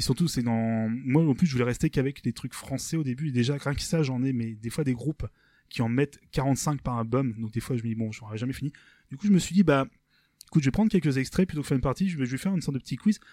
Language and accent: French; Rouen, Normandy, France; nous on est en Normandie on est de est on est de Rouen